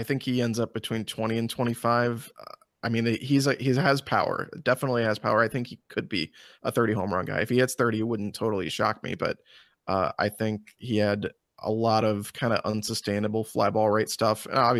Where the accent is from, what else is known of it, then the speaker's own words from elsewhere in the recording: Illinois, United States; I've been on record before, because I grew up in Central Illinois.